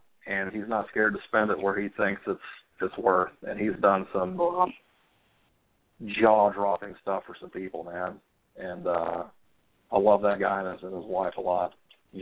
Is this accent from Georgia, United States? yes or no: yes; Atlanta, Georgia, United States; We grew up in Atlanta together